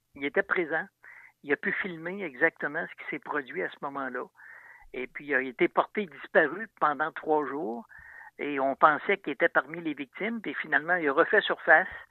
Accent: Saint-Romuald, Quebec, Canada; je suis natif de Saint-Romuald. Quand j'étais jeune, je demeurais près du fleuve.

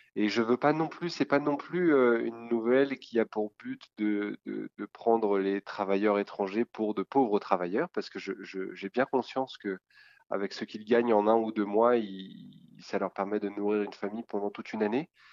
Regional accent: France; also born or lived in Quebec; en tant que Français

